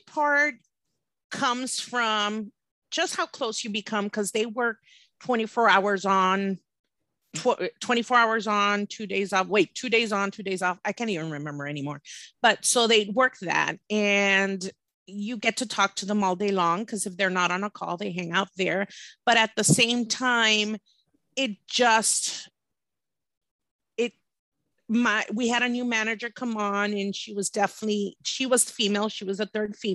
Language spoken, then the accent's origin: English; Laredo, Texas, United States; I'm from Laredo. Back in the day, it was pretty scary